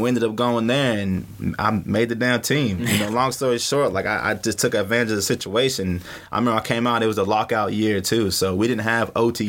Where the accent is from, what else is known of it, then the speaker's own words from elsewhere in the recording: Norman, Oklahoma, United States; I'm from Norman